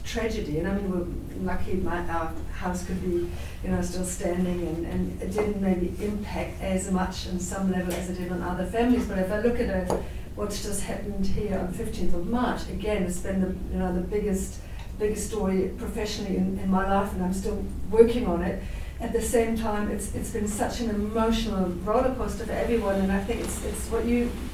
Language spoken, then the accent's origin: English; Germany; moved away as an adult; now in Christchurch, New Zealand; I'm originally from Germany, so I came here as an immigrant 16 years ago.